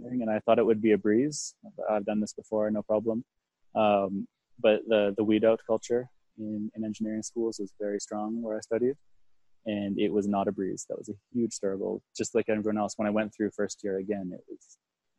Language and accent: English; Canada; I'm from Canada